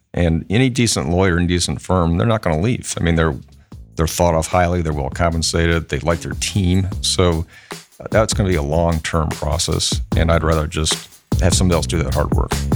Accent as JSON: {"language": "English", "region": "Michigan", "country": "United States", "tie": "born or raised there", "moved": "as an adult", "lives_now": "Columbus, United States", "said": "I, um, you know, grew up in Michigan."}